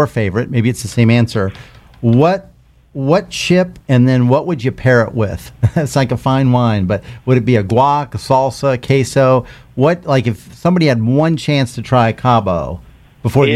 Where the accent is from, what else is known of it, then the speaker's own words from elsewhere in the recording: Midwest, United States; I grew up in the Midwest